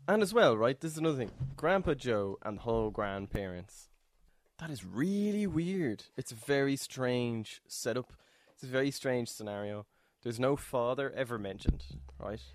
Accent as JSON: {"language": "English", "country": "Ireland", "said": "me as an Irish person"}